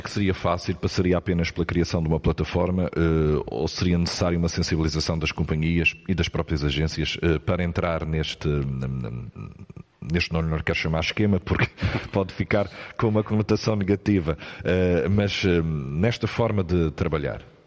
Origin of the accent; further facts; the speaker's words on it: Madeira, Portugal; como madeirenses